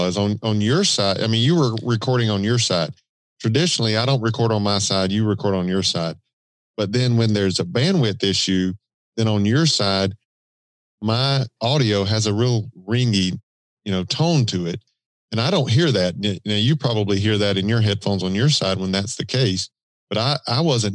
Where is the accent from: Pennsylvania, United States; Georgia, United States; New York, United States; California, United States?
Georgia, United States; accent: Southern drawl; That wasn't the Georgia, the Southern drawl.